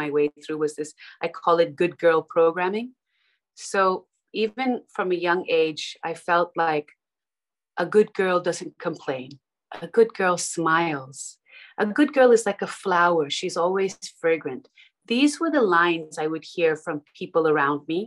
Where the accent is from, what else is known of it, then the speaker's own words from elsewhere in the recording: Melbourne, Victoria, Australia; moved away as an adult; also born or lived in Dubai; now in London, United Kingdom; I grew up in Melbourne in Australia